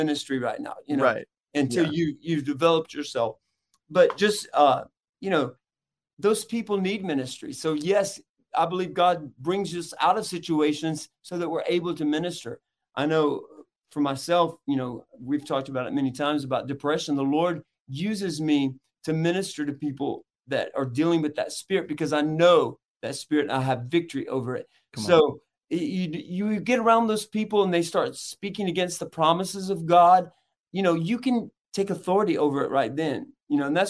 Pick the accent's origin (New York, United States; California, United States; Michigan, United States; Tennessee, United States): Tennessee, United States; Chattanooga; from Chattanooga, Tennessee